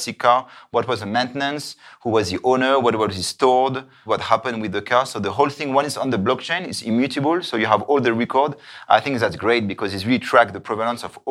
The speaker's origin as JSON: {"language": "English", "town": "Paris", "region": "Île-de-France", "country": "France", "tie": "born or raised there", "also_born_or_lived": "New York / Dubai", "moved": "as an adult", "lives_now": "Zurich, Switzerland", "said": "I'm from France. I grew up in Paris."}